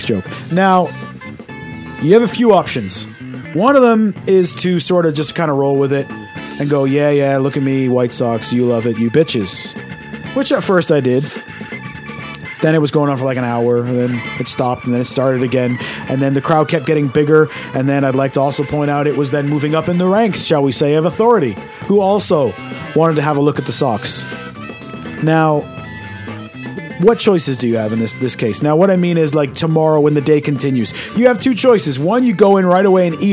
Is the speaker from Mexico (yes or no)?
no; Canada; moved away; I was brought up in Canada.